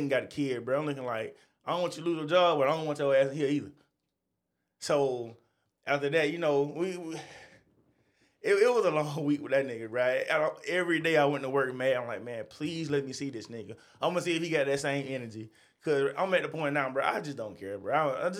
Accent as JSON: {"language": "English", "town": "New York City", "region": "New York", "country": "United States", "said": "Yeah. I'm from New York."}